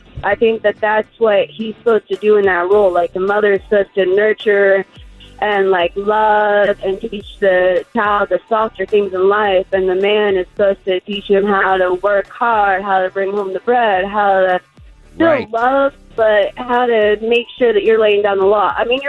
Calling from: The Villages, Florida, United States; from The Villages, I guess.

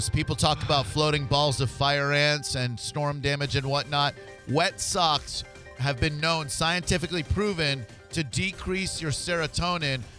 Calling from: Dade City, Florida, United States; I got uh, galoshes on the ground and Dade City.

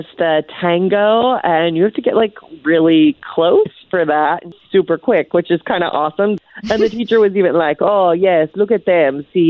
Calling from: Ocoee, Florida, United States; I'm calling from Ocoee.

